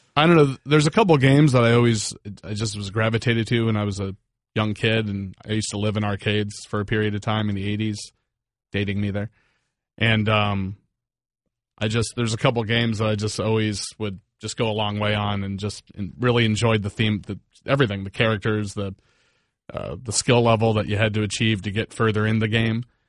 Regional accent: Northern Virginia, United States; now in South Florida, United States; I'm originally from Virginia, Northern Virginia

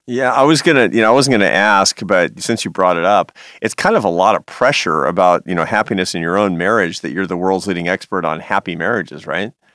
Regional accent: Seattle, Washington, United States; Seattle, Washington is my hometown

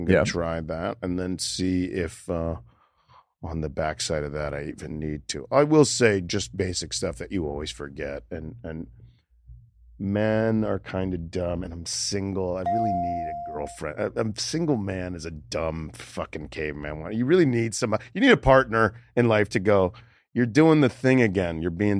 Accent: Boca Raton, Florida, United States; moved away; also born or lived in New York / Los Angeles; I grew up in Florida, in Boca Raton, Florida.

